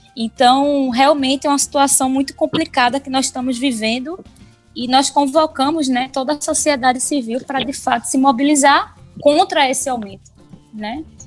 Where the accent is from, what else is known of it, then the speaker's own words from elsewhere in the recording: Paulista, Pernambuco, Brazil; eu sou de Paulista